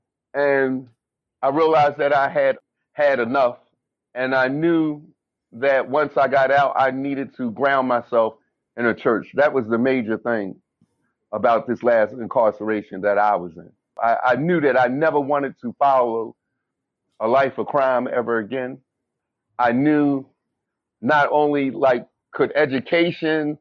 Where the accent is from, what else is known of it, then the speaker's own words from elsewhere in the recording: Philadelphia, Pennsylvania, United States; I grew up in Philadelphia, Pennsylvania